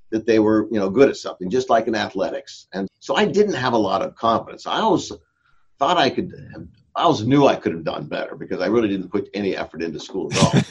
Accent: Escondido, California, United States; also born or lived in Orange, California / Vista, California; we moved to Escondido in 1956, and that's where I grew up

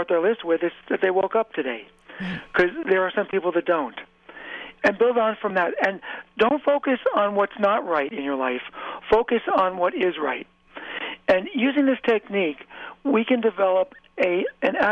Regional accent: New York, United States; I grew up about an hour and a half north of New York City

